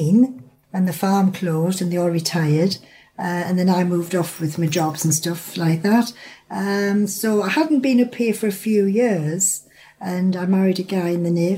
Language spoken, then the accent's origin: English; Sunderland, North East England, United Kingdom; moved away as an adult; now in Reeth, United Kingdom; I'm from Sunderland